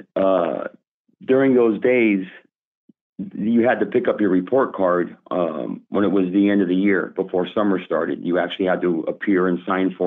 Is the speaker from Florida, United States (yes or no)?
yes; Miami, Florida, United States; I was born and raised here in Miami